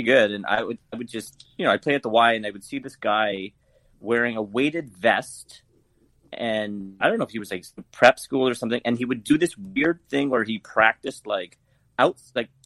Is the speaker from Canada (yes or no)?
yes; Canada; accent: Canadian; That's how we speak in Canada. This is my Canadian accent